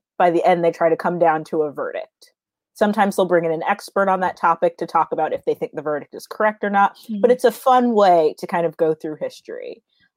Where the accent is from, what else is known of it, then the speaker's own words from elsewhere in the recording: Florida, United States; I grew up in Florida, so we were at the beach all the time.